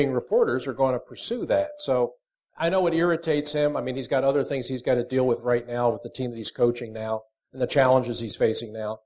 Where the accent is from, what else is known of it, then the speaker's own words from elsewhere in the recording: Folsom, Pennsylvania, United States; I grew up in Folsom, Delaware County